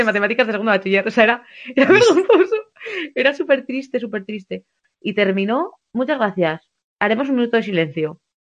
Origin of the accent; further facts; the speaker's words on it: southern Navarre, Spain; moved away as an adult; also born or lived in Bilbao / Pamplona; mi pueblo del sur de Navarra